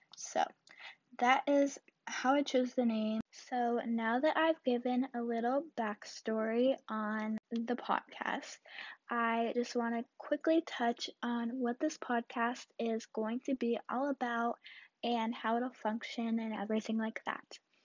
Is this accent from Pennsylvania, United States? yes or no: no; Southern California, United States; I'm a teenager from Southern California